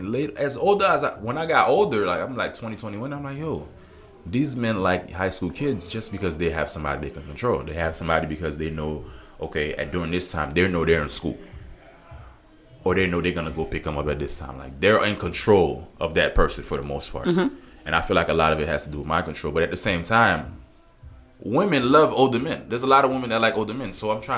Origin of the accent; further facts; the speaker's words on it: Miami, Florida, United States; I'm from Miami, for some of you guys that may not know.